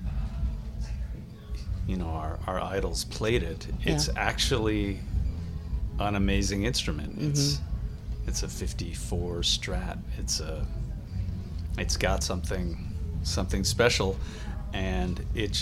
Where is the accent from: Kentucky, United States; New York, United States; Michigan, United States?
Kentucky, United States; also born or lived in Minneapolis; now in San Rafael, United States; I'm from Kentucky